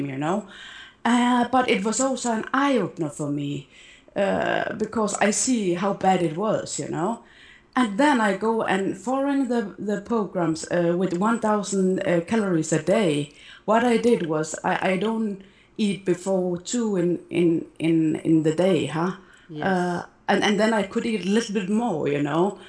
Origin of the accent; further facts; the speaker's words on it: Denmark; now in Malta; I am from Denmark, but I live in Malta